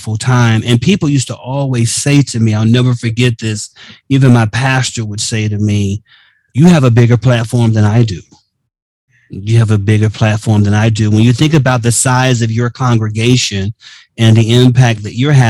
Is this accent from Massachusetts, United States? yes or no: no; Miami, Florida, United States; I was living in Miami at the time, my hometown